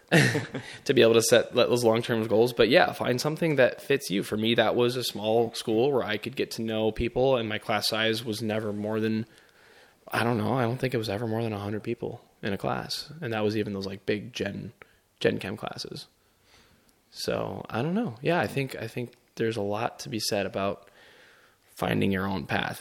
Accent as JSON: {"language": "English", "town": "Chicago", "region": "Illinois", "country": "United States", "tie": "born or raised there", "also_born_or_lived": "Grand Rapids, Michigan", "moved": "as an adult", "said": "I am born, raised in Chicago"}